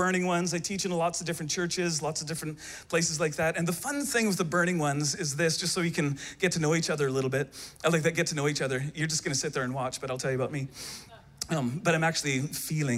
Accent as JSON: {"language": "English", "country": "Canada", "said": "I hail from the great nation of Canada"}